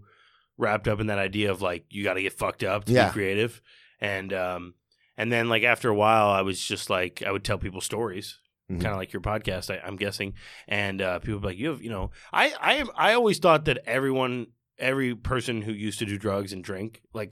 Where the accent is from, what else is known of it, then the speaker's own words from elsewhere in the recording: Indiana, United States; also born or lived in Chicago; Yeah, I was born in Chicago, and we moved to Indiana when I was like 6.